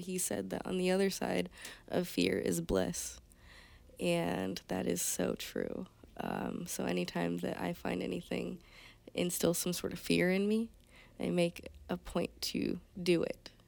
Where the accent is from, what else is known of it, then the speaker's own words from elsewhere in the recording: Conneaut, Ohio, United States; moved away as an adult; now in Michigan, United States; Conneaut, Ohio